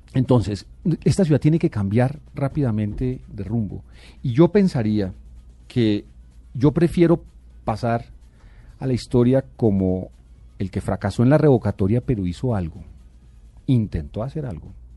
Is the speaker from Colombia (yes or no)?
yes; Bogotá, Bogotá, D.C., Colombia; yo nací en Bogotá y yo aspiro a morir en esta ciudad que es la mía